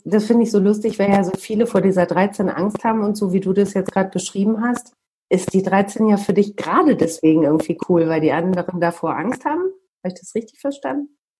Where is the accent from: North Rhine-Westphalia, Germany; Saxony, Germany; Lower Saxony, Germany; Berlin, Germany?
North Rhine-Westphalia, Germany; Bielefeld; Im echten Leben komme ich aus Bielefeld, arbeite beim Radio.